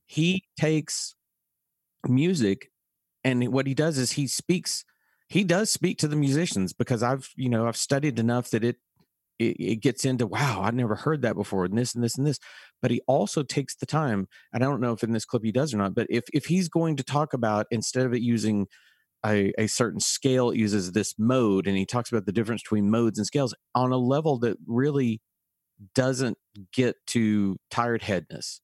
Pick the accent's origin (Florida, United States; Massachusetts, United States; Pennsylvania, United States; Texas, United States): Texas, United States; Dallas; growing up in Dallas